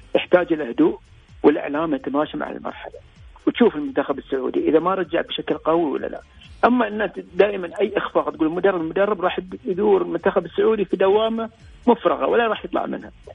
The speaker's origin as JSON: {"language": "Arabic", "country": "Bahrain", "said": "إحنا في البحرين"}